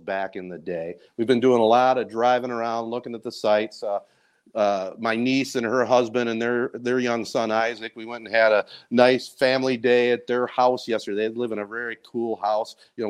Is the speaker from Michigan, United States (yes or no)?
yes; Owosso, Michigan, United States; I was born in Memorial